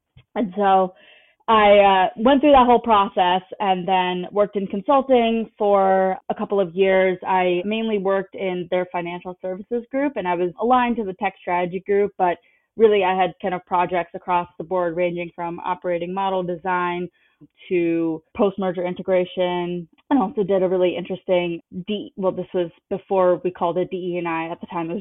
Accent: South Brunswick, New Jersey, United States; I'm originally from New Jersey, from a town right next to Princeton called South Brunswick. Went to a public high school

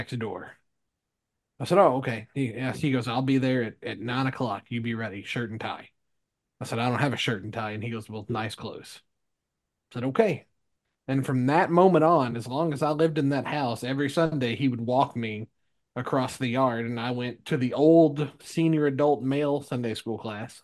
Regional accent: Ohio County, Kentucky, United States; moved away as an adult; also born or lived in Cedar Falls, Iowa / Terre Haute, Indiana; "Small town in Kentucky." I said, "Nobody would hear. It's Ohio County. We go by counties."

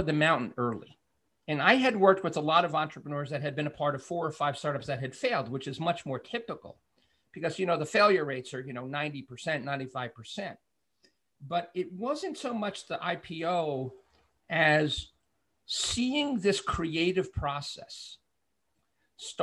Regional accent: New York City, New York, United States; I'm from Brooklyn

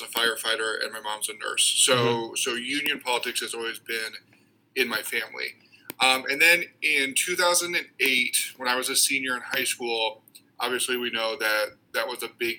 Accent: Council Bluffs, Iowa, United States; now in Waterloo, United States; I grew up in Council Bluffs on the western side of the state

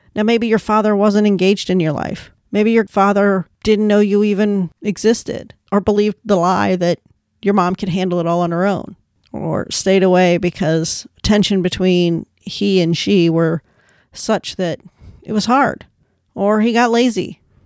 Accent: United States; I'm an American, and the Irish in my family came over in, like, the seventeen hundreds.

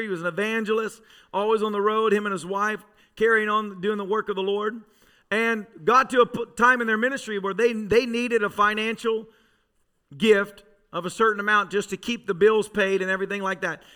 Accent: Tennessee, United States; I grew up in Tennessee

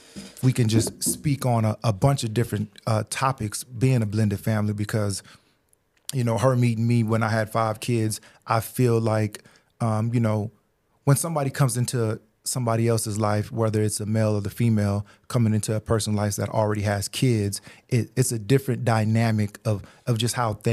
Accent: Louisiana, United States; born there; also born or lived in Germany; I was born in Louisiana, stayed there for a year. Then we moved to Germany, which we spent 5 years out there.

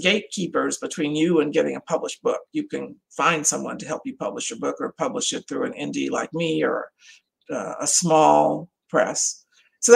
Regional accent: Louisiana, United States; now in Texas, United States; Louisiana, my home state.

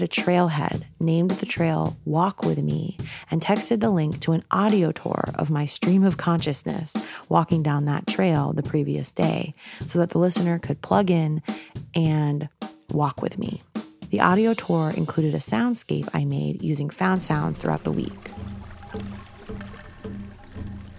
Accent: New York, United States; moved away; I went back to my home state in New York

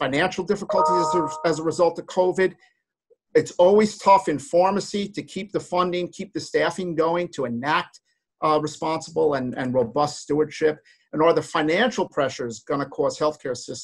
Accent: New Jersey, United States; I'm from New Jersey

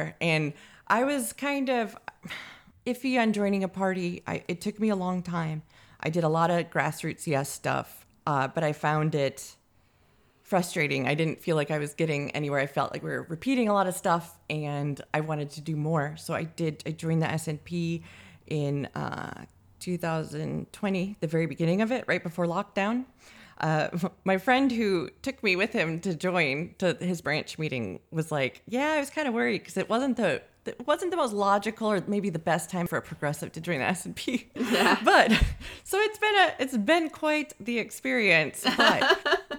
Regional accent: Wisconsin, United States; moved away as an adult; now in Edinburgh, United Kingdom; I am from America. I'm from Wisconsin

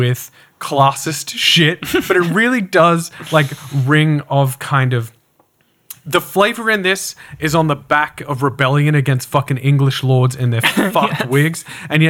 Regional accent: Australia; accent: Australian; my horrible Australian accent

